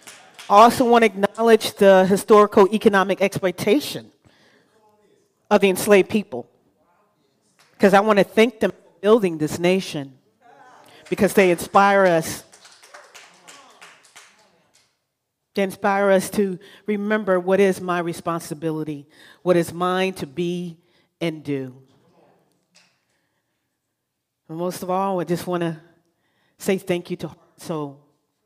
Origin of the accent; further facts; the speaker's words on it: Virginia, United States; moved away as an adult; I'm initially from Virginia, and so you know what I mean when I talk about the matriarchs of the family, right? So I've grown underneath matriarchs, and I thought I would lose those matriarchs by traveling 3,000 miles away